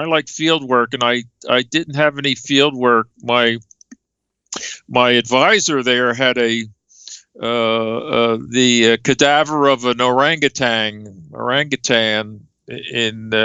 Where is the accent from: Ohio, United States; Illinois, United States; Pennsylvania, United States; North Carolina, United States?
Pennsylvania, United States; Philadelphia; born or raised there; moved away as an adult; also born or lived in Sacramento, California